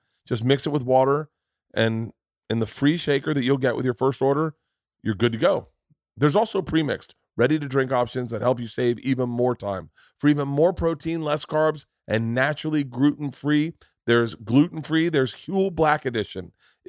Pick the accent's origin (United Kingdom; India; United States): United States; Florida; but I grew up in Florida